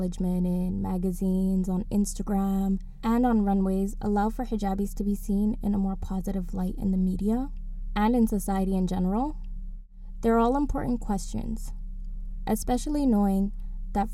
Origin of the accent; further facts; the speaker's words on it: Toronto, Ontario, Canada; Growing up in Toronto